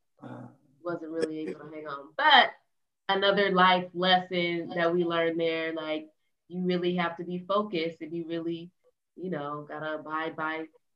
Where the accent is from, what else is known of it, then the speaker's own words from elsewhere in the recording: Denver, Colorado, United States; I grew up in Denver, Colorado